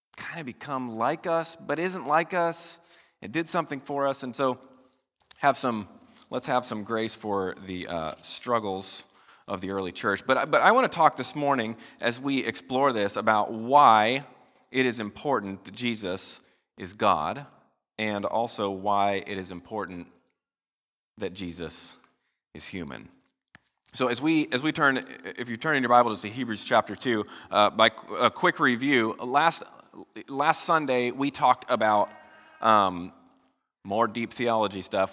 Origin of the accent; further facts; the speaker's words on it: United States; as American Christians